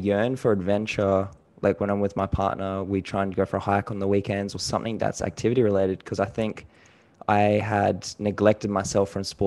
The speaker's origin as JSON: {"language": "English", "town": "Gold Coast", "region": "Queensland", "country": "Australia", "tie": "born or raised there", "also_born_or_lived": "New Zealand", "said": "I was born in New Zealand. I have a Filipino mom. My dad's also from New Zealand. And then I moved over to Australia when I was about 5 or 6. Went to school in Gold Coast and Logan area."}